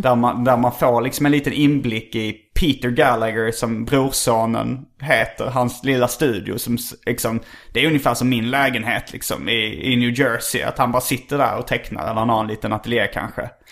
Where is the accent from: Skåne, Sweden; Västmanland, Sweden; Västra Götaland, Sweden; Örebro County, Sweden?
Skåne, Sweden; Lund; jag är ju uppvuxen i Lund också